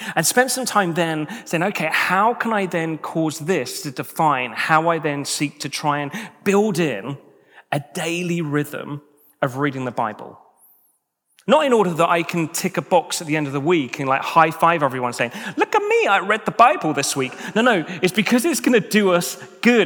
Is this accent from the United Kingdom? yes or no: yes; United Kingdom; as British individuals